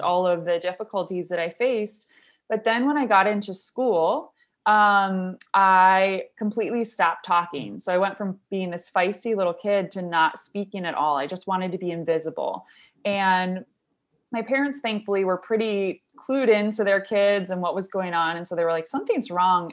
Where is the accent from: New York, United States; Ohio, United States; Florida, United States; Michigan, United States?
Michigan, United States; Brighton; we lived in Brighton, so I grew up there